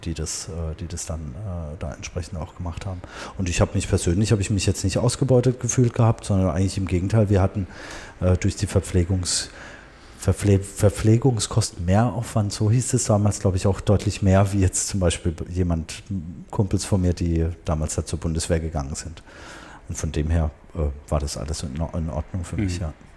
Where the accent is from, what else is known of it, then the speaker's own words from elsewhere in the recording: Karlsruhe, Baden-Württemberg, Germany; also born or lived in Tehran, Iran; hier in Karlsruhe, ähm, da bin ich auch aufgewachsen, im Baden